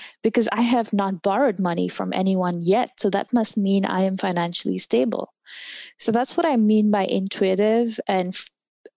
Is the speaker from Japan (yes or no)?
no; India; now in United States; I'm from India.